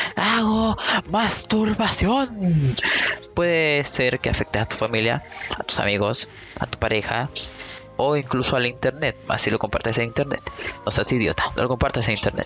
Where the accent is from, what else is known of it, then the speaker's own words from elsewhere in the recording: Chile; soy de Chile